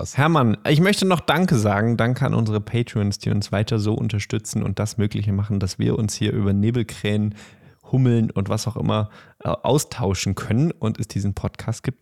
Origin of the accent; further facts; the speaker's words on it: Bochum, North Rhine-Westphalia, Germany; Ich komme auch aus Bochum